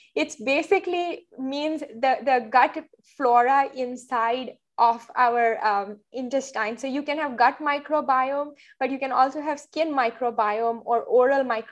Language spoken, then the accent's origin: English; Mumbai, Maharashtra, India; moved away as an adult; also born or lived in Boston; now in New York, United States; I grew up in India, did med school there, and lived in Mumbai for the years growing up before moving to the US